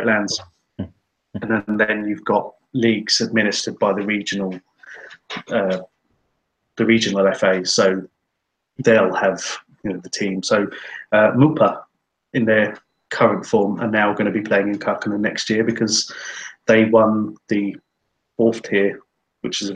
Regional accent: England, United Kingdom; now in Finland; we're all English, we're from a country that is very opposed to B teams

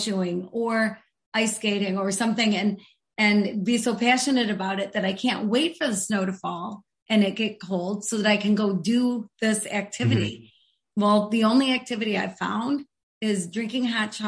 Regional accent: Grand Rapids, Michigan, United States; I'm from Grand Rapids, Michigan

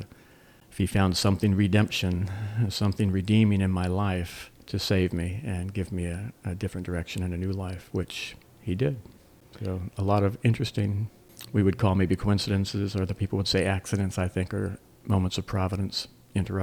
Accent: Montara, California, United States; also born or lived in Greenville, South Carolina; now in Alamance County, United States; I grew up in the San Francisco Bay Area, a little town called Monterra, unincorporated, just right on the beach, about 20 miles south of the city

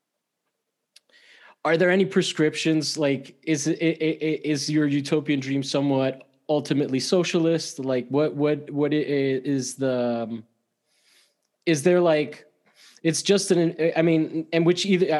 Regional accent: Miami, Florida, United States; moved away; I'm from Miami

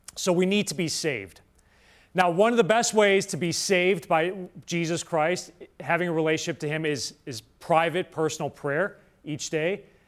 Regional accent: Winnetka, Illinois, United States; also born or lived in Rome; faith, hope, and charity is my home parish, uh, where I grew up in Winnetka, Illinois. It's where I'm, I'm from.

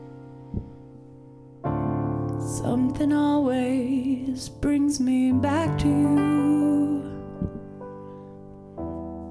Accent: Las Vegas, Nevada, United States; now in Ogden, United States; I'm from Vegas

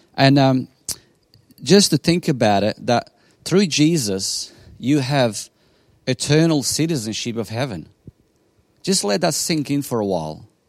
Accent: Bosnia & Herzegovina; English is a second language; now in Australia; I come from Bosnia in ninety-six as a refugee

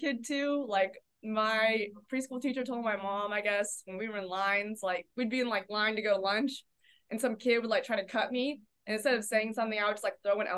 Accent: Oceanside, California, United States; moved away as an adult; also born or lived in New Hampshire; I was born in California, grew up in Southern California. I grew up in Oceanside, California, which is about 45 minutes north of San Diego.

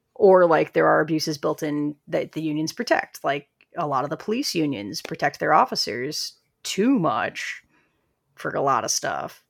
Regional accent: Midwest, United States; I'm from the Midwest where we have a healthy, healthy amount of unions

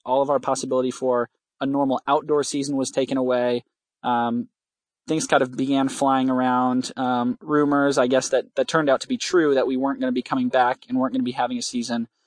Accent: West Michigan, United States; I'm from West Michigan

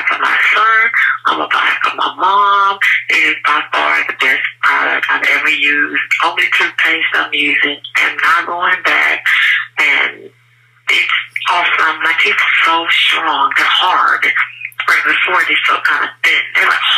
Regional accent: Houston, Texas, United States; I'm from Houston, Texas.

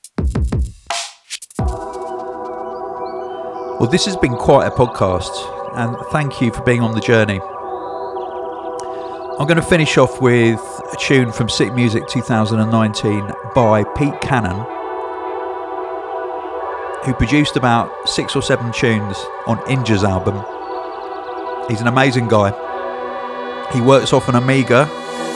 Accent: United Kingdom; I'm British.

